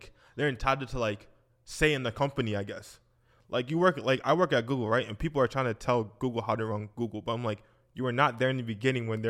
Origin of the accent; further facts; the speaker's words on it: Nigeria; I'm Nigerian